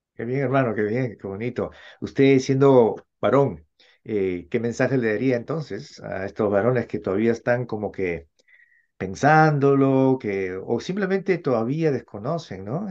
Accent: Peru; de Perú, de donde yo soy originario

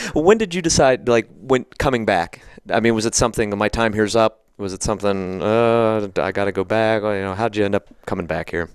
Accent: Somerset, Pennsylvania, United States; I grew up in Somerset, which is the other side

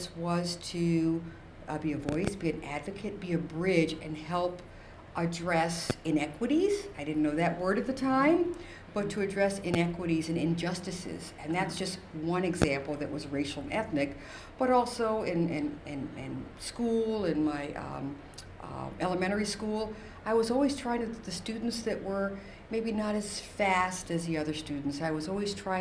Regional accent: Mystic, Connecticut, United States; also born or lived in New London, Connecticut; I'm from Mystic, Connecticut, so I was in New London

